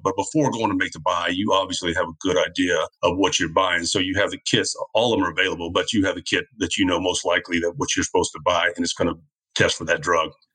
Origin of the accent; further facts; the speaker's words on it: New Orleans, Louisiana, United States; also born or lived in Florida; now in St. Tammany Parish, United States; I would come back to my hometown in New Orleans